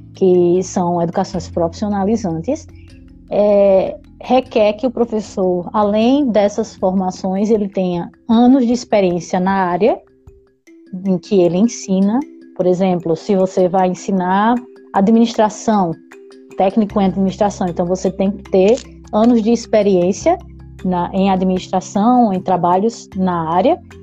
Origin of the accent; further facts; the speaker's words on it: Araçagi, Paraíba, Brazil; moved away as an adult; now in Finland; eu sou de Araçagi, perto de Guarabira